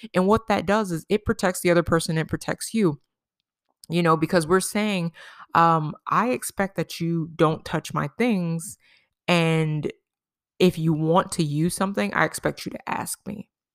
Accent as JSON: {"language": "English", "region": "New York", "country": "United States", "tie": "born or raised there", "said": "when we were growing up in New York"}